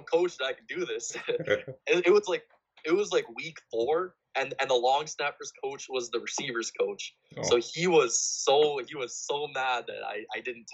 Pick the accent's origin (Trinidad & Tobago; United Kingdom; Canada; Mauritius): Canada; Winnipeg, Manitoba; moved away as an adult; now in North Dakota, United States; I'm from Winnipeg, a pretty big city. Moving to small town North Dakota